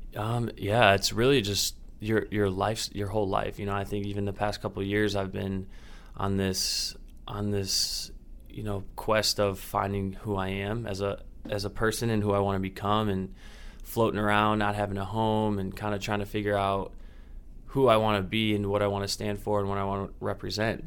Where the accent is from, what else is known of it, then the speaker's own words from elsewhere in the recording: Indiana, United States; moved away; I'm from Indiana, so the traveling is a little easier for my family